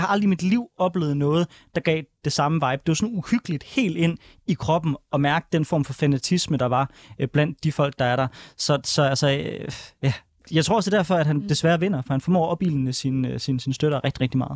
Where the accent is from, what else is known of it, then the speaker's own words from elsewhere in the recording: Denmark; jeg kommer fra Danmark